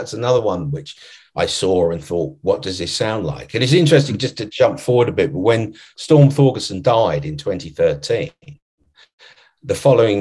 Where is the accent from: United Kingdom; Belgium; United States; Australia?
United Kingdom; London; I grew up in London